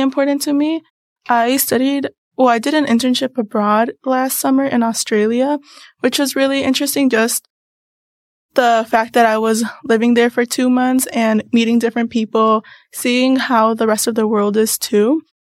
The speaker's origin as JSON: {"language": "English", "town": "Mundelein", "region": "Illinois", "country": "United States", "said": "I come from Mundelein, Illinois"}